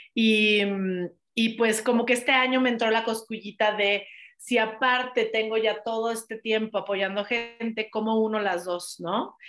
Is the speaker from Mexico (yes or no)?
yes; Mexico; also born or lived in United States; adoro mi país